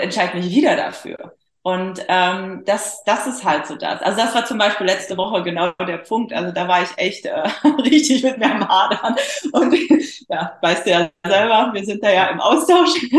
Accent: Poland; moved away; also born or lived in Germany; ich bin halt geborene Polin

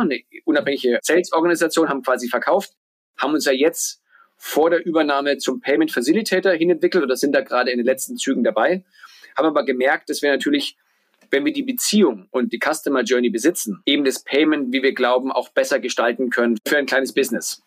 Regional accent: Bamberg, Bavaria, Germany; also born or lived in New York / Berlin; now in Lisbon, Portugal; komme gebürtig aus Bamberg, aus Franken

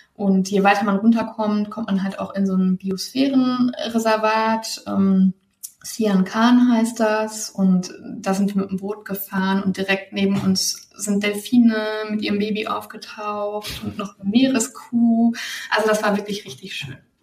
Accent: Germany

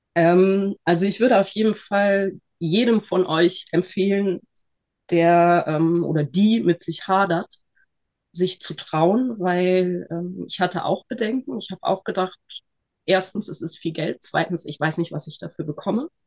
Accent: Northern Germany, Germany; ich bin 41 und ich bin ähm, aus Norddeutschland und Heilmittelerbringerin.

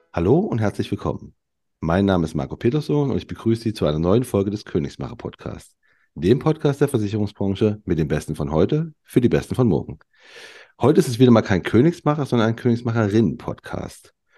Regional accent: eastern Germany, Germany; moved away; also born or lived in Cologne; ich komme aus dem, aus dem Osten

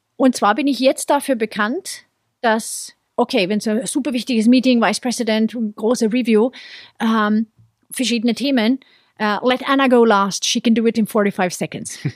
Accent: Sweden; now in Munich, Germany; in Schweden, wo ich herkomme

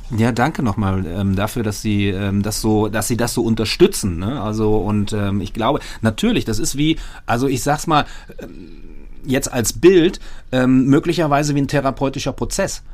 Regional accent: Germany; als Deutsche

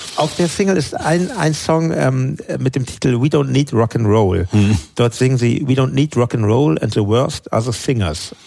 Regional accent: Hamburg, Germany; in Hamburg, wo ich lebte, wo ich aufgewachsen bin

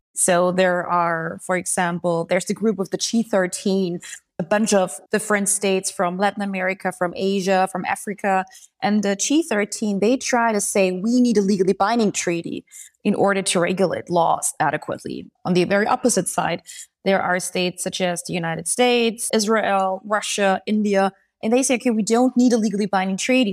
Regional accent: Austria; I'm coming from Austria

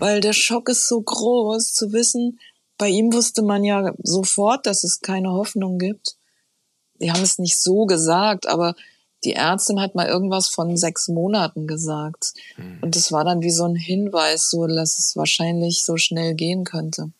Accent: Taunus, Hesse, Germany; also born or lived in Frankfurt; bin aufgewachsen im Taunus

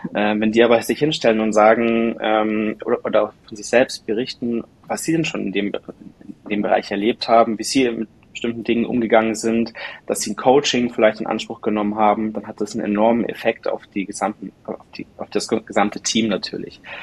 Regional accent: Munich area, Bavaria, Germany; now in Munich, Germany; ich bin ursprünglich aus der Münchner Umgebung

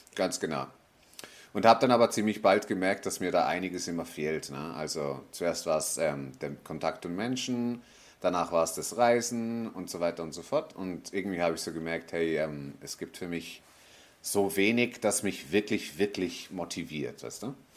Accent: Switzerland; moved away as an adult; now in Tenerife, Spain; Also ich bin in der Schweiz aufgewachsen, habe einen Schweizer Pass

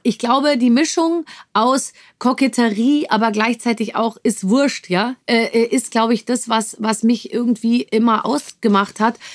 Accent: Munich, Bavaria, Germany; moved away as an adult; bin ich geboren in München und habe da natürlich auch 25 Jahre gelebt

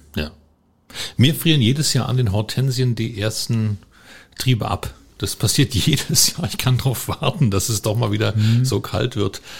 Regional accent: Germany; Ich bin also aufgewachsen in der DDR.

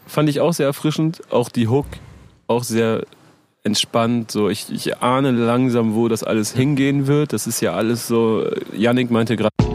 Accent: near Oldenburg, Lower Saxony, Germany; now in Hamburg, Germany; ich komme aus der Nähe von Oldenburg

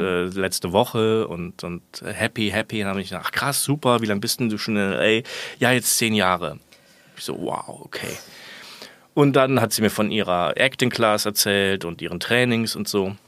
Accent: Germany; moved away as an adult; also born or lived in Kiel; ich komme aus der Voreifel.

